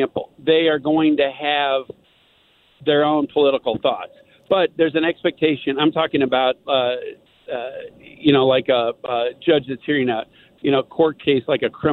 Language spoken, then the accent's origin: English; Columbia, Missouri, United States; I grew up in Columbia, Missouri